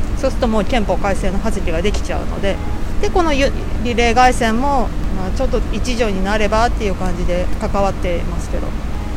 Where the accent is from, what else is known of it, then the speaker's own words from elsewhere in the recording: Yokohama, Kanagawa, Japan; also born or lived in Hayama; 横浜生まれで、横浜育ちなんですけど